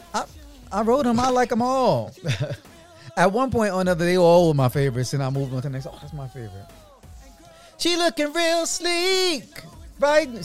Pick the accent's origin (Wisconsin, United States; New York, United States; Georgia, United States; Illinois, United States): New York, United States; New York City; moved away; also born or lived in Atlanta / Los Angeles; I am a black man from Brooklyn, New York.